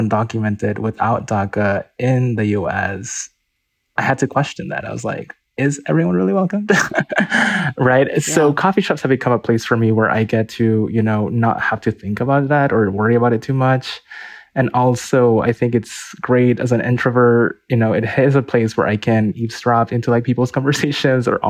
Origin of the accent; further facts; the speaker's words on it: Lima, Peru; now in Salt Lake City, United States; I grew up in Lima and in Peru, so miles and miles away